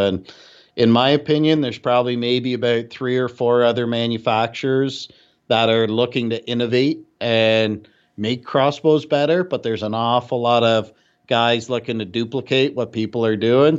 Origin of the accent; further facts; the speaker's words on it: Canada; No. I'm Canadian, so I can say it.